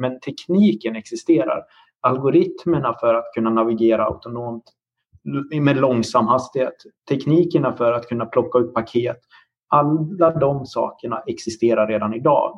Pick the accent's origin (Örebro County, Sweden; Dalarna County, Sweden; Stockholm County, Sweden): Dalarna County, Sweden; now in Linköping, Sweden; Jag är också uppvuxen på landsbygden i Dalarna